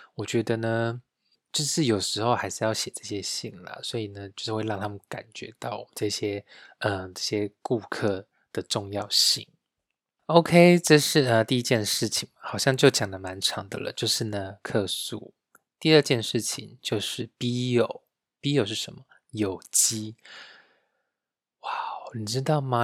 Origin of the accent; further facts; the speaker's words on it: Taiwan; now in Munich, Germany; 我们台湾人